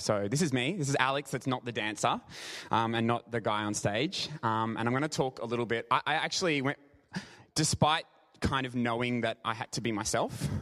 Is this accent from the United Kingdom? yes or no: no; Brisbane, Queensland, Australia; I'm from Brisbane